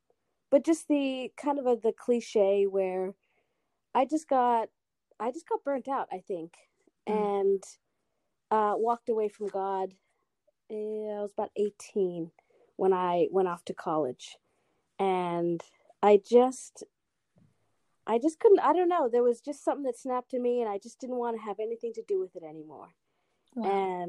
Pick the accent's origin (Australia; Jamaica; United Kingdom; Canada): Australia; also born or lived in Guatemala / United States; So I grew up in Australia, originally from the United States, was born in Guatemala.